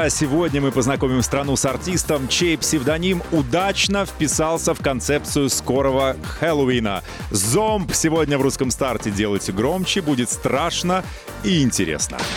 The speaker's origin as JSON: {"language": "Russian", "town": "Barnaul", "region": "Altai Krai", "country": "Russia", "tie": "born or raised there", "said": "Э, я из Барнаула, То есть... Сибирь, Алтайский край. Там родился, там и пригодился."}